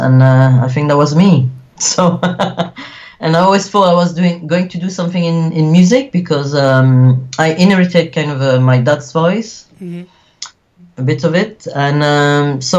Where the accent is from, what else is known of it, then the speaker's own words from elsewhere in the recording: Wallonia, Belgium; also born or lived in Sicily (ancestry); I was born in the French-speaking part of Belgium, which is called Wallonia